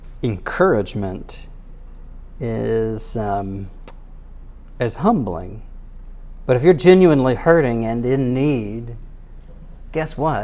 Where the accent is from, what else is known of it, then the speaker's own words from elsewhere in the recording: United States; I'm an American